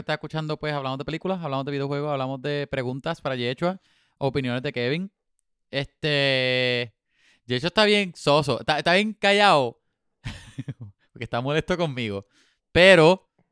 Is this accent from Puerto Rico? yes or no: yes; Puerto Rico; moved away; soy puertorriqueño por mi habichuela